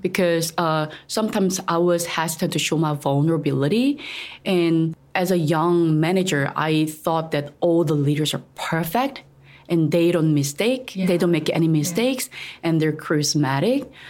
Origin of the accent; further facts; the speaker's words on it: South Korea; English is a second language; moved away as an adult; now in Taiwan; I'm originally from Korea